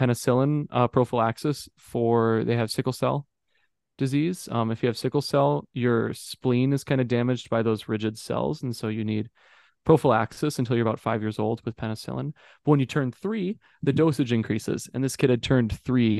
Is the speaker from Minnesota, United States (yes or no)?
yes; St. Cloud, Minnesota, United States; I was born in the St. Cloud Hospital, the place I'm working at right now, 23 years ago